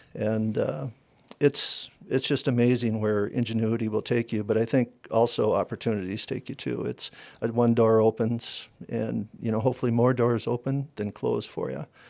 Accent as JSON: {"language": "English", "region": "Wisconsin", "country": "United States", "tie": "born or raised there", "also_born_or_lived": "Arizona", "moved": "as an adult", "said": "I'm from Wisconsin, Okay, I'm a I'm a farmer"}